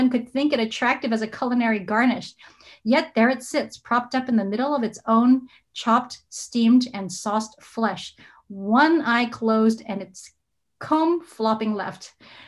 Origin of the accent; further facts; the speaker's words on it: Hong Kong; now in Hawaii, United States; growing up in Hong Kong